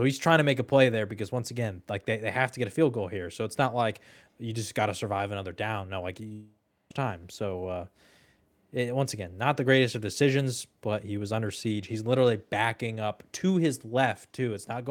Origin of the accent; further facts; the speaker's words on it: Austin, Texas, United States; I grew up in Austin.